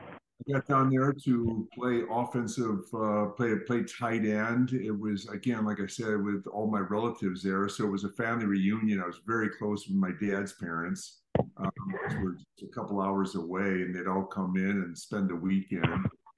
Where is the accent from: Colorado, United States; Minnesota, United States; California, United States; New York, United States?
Minnesota, United States; Minneapolis; also born or lived in St. Louis, United States / Chicago, United States / Connecticut, United States; but I grew up in the Midwest, mostly Minneapolis. My father was a salesman for a canning company for 30 years. And so we traveled around. We were moving about every 2 years, but I was like born in St. Louis and then Minnesota and Chicago and Connecticut